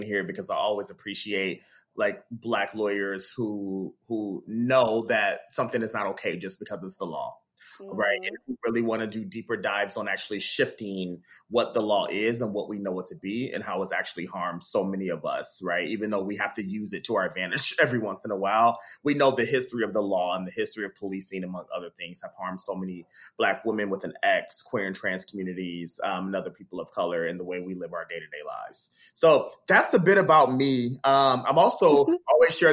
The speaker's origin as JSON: {"language": "English", "town": "Dayton", "region": "Ohio", "country": "United States", "tie": "born or raised there", "also_born_or_lived": "Youngstown, Ohio", "said": "From Youngstown, Ohio, raised in Dayton, Ohio"}